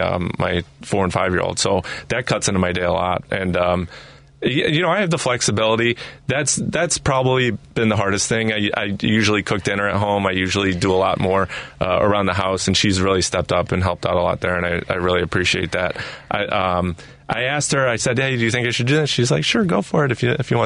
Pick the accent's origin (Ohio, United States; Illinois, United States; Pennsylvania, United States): Illinois, United States; Chicago; I grew up in Chicago. My parents grew up in Chicago.